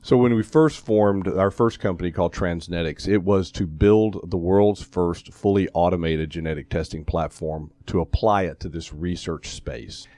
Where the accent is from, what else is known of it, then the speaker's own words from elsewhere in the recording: Atlanta, Georgia, United States; moved away as an adult; also born or lived in Columbia, South Carolina / Fort Worth, Texas / Albuquerque, New Mexico / Memphis, Tennessee; I grew up here in Atlanta, um, went to Tucker High School